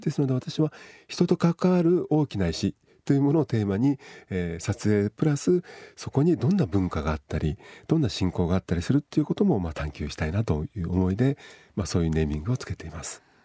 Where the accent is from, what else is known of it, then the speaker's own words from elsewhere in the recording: Gunma, Japan; now in Izumo, Japan; 私はあの出身は群馬県なんですけど、えー、まあ出雲に移住して7年なんですけど